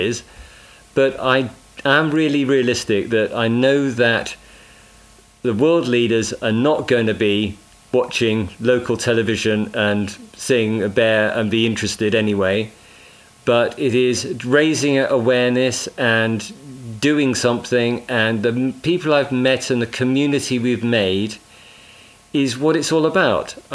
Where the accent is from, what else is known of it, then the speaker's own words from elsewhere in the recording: Bishop's Castle, West Midlands, United Kingdom; South Shropshire, Bishop's Castle, let's get my hometown in there